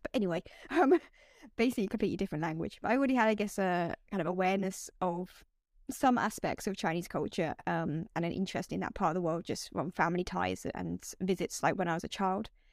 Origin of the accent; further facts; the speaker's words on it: United Kingdom; moved away as an adult; also born or lived in China / Japan; I'm British. I'm from this town in the UK.